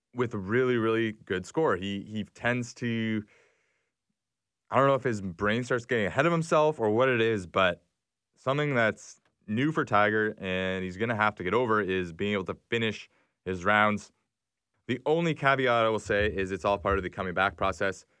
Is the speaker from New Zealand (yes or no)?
no; Canada; as a Canadian